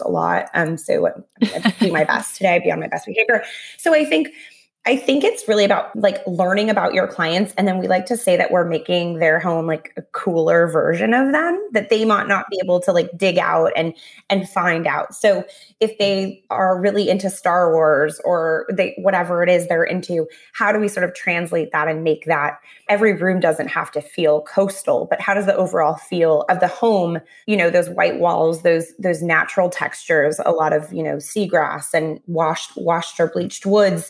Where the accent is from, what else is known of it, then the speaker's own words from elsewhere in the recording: Southern California, United States; I grew up in Southern California